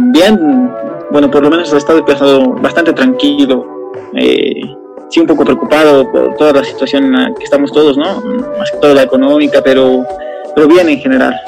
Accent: El Alto, La Paz, Bolivia; yo soy de, la, de La Paz, del Alto

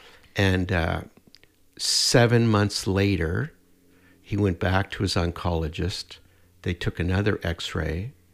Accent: Prince Edward Island, Canada; born there; now in Edmonton, Canada; I was born in Prince Edward Island, but I've been in Edmonton for the last 50 years.

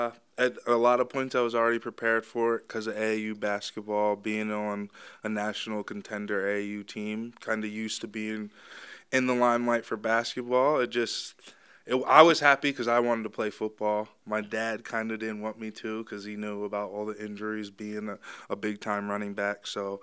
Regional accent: Philadelphia, Pennsylvania, United States; born or raised there; also born or lived in Yardley

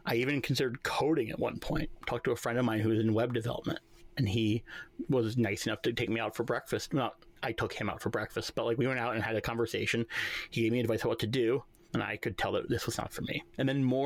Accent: New York, United States; I'm a New Yorker

